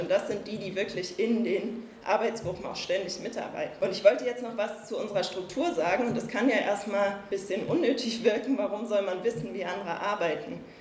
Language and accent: German; Berlin, Germany; ich komme aus Berlin